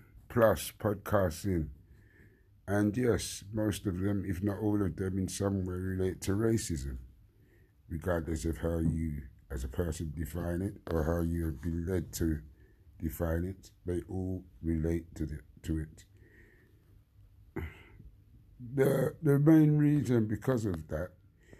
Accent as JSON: {"language": "English", "region": "London", "country": "United Kingdom", "tie": "born or raised there", "said": "I grew up in Wandsworth, like 50 years of that, growing up in Wandsworth"}